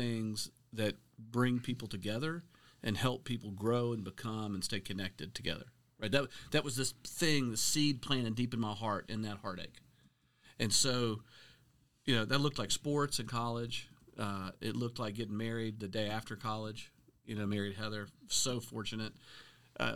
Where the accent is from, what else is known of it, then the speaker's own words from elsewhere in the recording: Middle Tennessee, United States; we're both from Middle Tennessee.